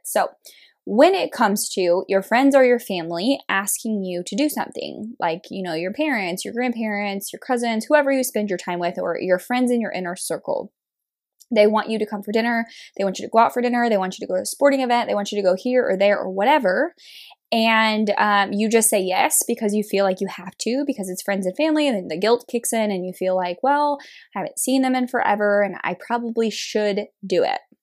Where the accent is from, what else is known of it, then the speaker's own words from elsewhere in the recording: Kansas, United States; moved away as an adult; now in Kansas City, Missouri, United States; I was born and raised in a very small town in Kansas